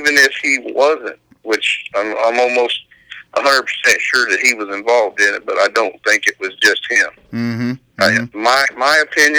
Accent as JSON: {"language": "English", "area": "the Knolls", "region": "Ohio", "country": "United States", "tie": "born or raised there", "said": "when I was growing up in the Knolls"}